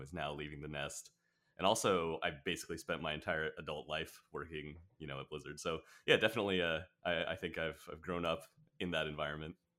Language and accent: English; Orange County, Southern California, United States; also born or lived in Riverside, California; mostly in Orange County is, um, where I've spent most of my life